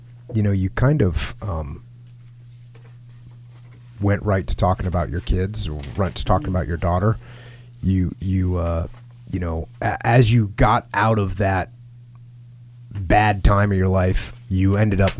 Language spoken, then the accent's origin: English; East Coast, United States; I grew up on the East Coast